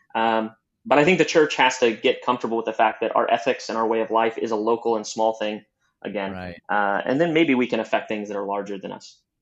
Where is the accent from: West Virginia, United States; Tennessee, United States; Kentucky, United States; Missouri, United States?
Missouri, United States; Southwest; moved away as an adult; now in Chicago, United States; I'm originally from Southwest Missouri. I'm a true hillbilly that grew up on uh, farmlands and in the hills